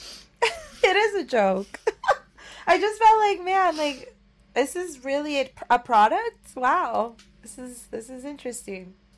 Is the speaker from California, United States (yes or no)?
yes; Orange County, California, United States; I'm from Orange County, California